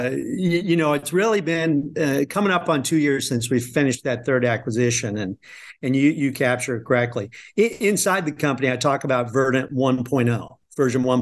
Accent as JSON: {"language": "English", "region": "Midwest", "country": "United States", "tie": "born or raised there", "said": "So, no, I grew up in the Midwest on a farm."}